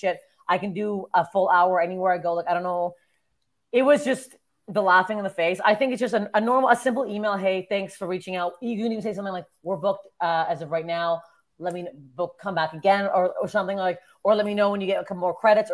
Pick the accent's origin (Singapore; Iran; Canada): Canada; moved away as an adult; now in Los Angeles, United States; as a Canadian